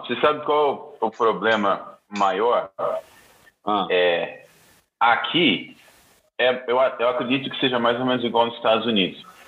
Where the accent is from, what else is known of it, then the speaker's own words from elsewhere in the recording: Bauru, São Paulo, Brazil; minha cidade natal, é, Bauru, interior de São uhum. Paulo